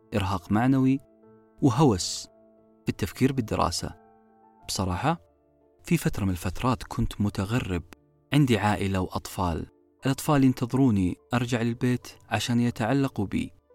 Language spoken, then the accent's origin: Arabic; Saudi Arabia; نطلقه بالعامية في المملكة العربية السعودية